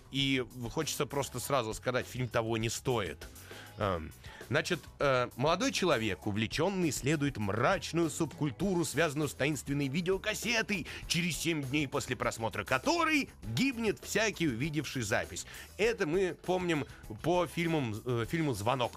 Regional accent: Russia; мы из России

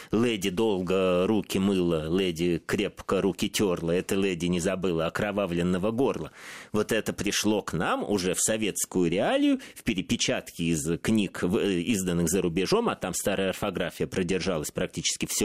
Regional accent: Saint Petersburg, Russia; откуда же мне знать, я из Петербурга.

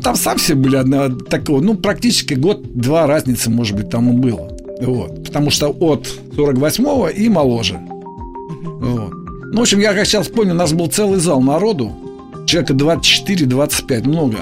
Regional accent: Moscow, Russia; Я москвич, да. И где-то в 57 году наша семья из пятикомнатной переехала

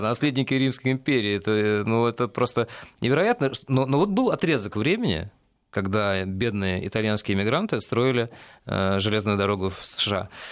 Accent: Russia; наша Родина Россия

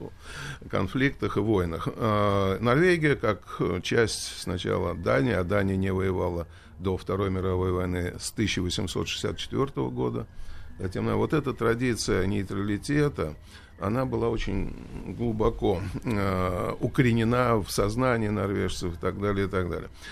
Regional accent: Russia

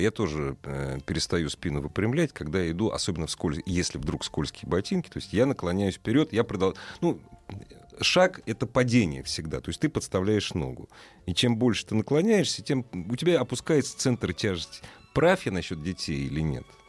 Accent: Moscow, Russia; Мы, москвичи

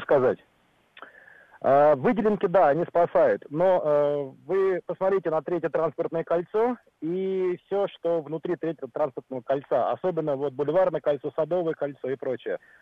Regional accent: Moscow, Russia; Я таксист, так. но я москвич

